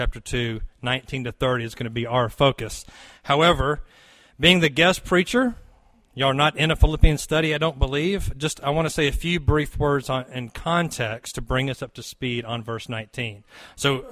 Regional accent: near Fort Rucker, Lower Alabama, United States; I grew up in Lower Alabama near Fort Rucker

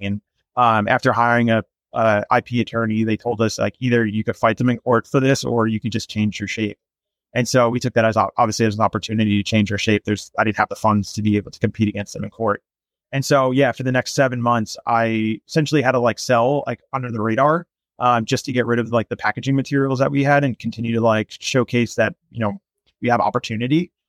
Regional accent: Los Angeles, California, United States; I'm from Los Angeles, and I'm a digital marketer

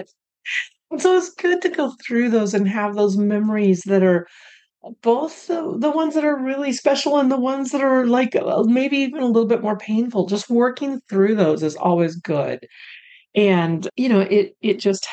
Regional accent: Pacific Northwest, Oregon, United States; moved away as an adult; also born or lived in Colorado / Los Angeles, California; And now I was born in Colorado, but then I don't remember living there. We moved up to the Pacific Northwest and lived there until 2010. But we moved there when I think I turned four

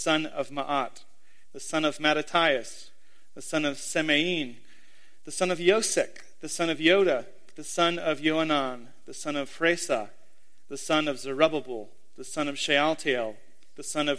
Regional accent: Miami, Florida, United States; I'm from a place. I'm from the greater Miami, Florida area specifically.

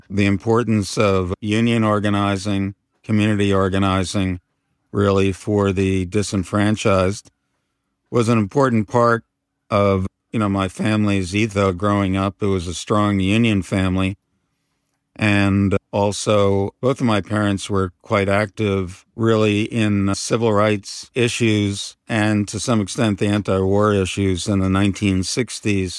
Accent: Pelham, New York, United States; also born or lived in Bronx, New York; I was born in the, uh, Bronx, New York, and grew up primarily and went to high school in Pelham, New York

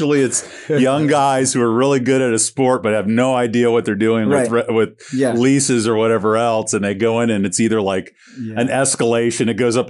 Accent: St. Petersburg, Florida, United States; Well, that was me with St. Pete. I grew up in St. Pete and when I lived over there, it was a fucking shithole and it was old people

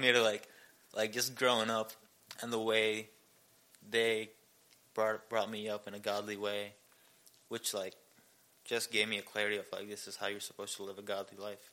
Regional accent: India; moved away as an adult; also born or lived in Seoul, South Korea / Ankeny, Iowa; now in Belton, Missouri, United States; I grew up in India my whole life

